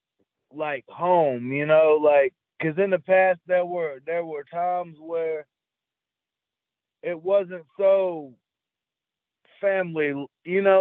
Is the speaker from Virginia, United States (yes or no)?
yes; Roanoke, Virginia, United States; also born or lived in Melbourne, Florida / Salem, Virginia / Shawsville, Virginia; I was born in Florida, but I was raised in Roanoke, Virginia